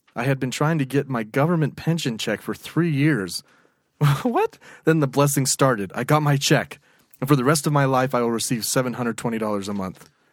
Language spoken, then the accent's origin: English; United States; I'm American.